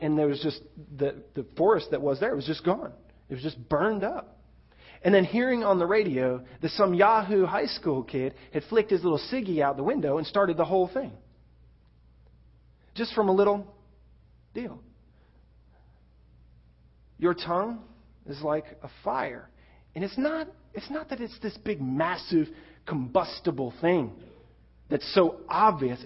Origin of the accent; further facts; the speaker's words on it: Florida, United States; Growing up in Florida, you could expect the occasional forest fire